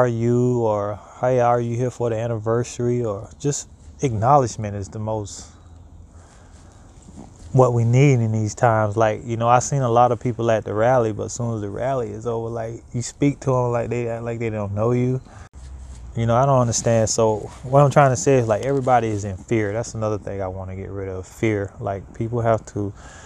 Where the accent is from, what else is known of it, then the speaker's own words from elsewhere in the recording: Gainesville, Florida, United States; moved away as an adult; also born or lived in Cross City, Florida / Miami, Florida; now in Portland, United States; I'm from Florida. I grew up in Gainesville and I also lived in Cross City